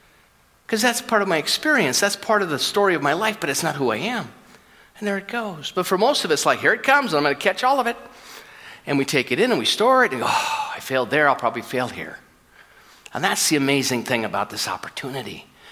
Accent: California, United States; now in Edmonton, Canada; People say, where are you from? We came to Edmonton, Southern California. What the hell are you doing here?

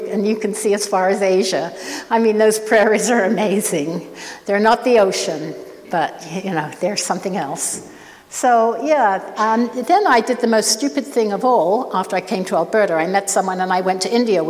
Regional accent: Oxford, South East England, United Kingdom; also born or lived in Saskatoon; now in Canada; I was born in Oxford. I still feel that that is my home

